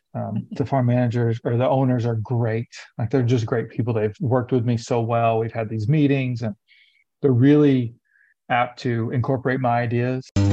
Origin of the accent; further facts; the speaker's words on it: Lafayette, Tennessee, United States; moved away; I grew up in Tennessee. I'm originally from Tennessee, about an mm-hmm. hour north of Nashville. It's called, it's a small town called Lafayette.